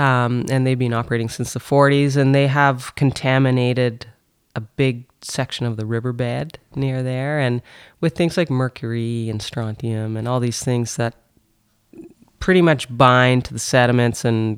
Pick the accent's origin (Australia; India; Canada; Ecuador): Canada; North Bay, Ontario; I grew up in North Bay